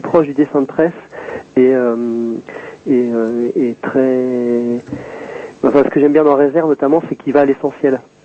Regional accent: south of Deux-Sèvres, Nouvelle-Aquitaine, France; je suis originaire du sud des Deux-Sèvres

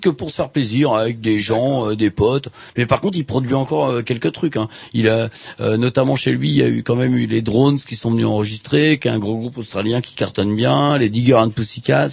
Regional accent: France; je suis français

